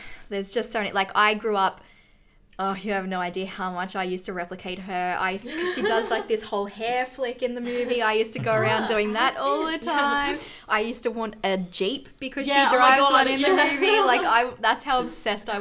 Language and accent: English; Australia; we're Australian